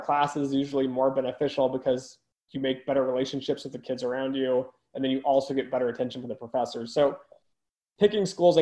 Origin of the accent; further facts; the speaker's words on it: United States; I'm even American, so I speak English